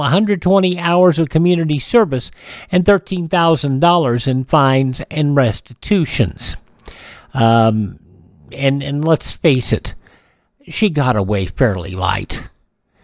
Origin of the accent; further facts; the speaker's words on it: Emporia, Kansas, United States; my hometown of Emporia, Kansas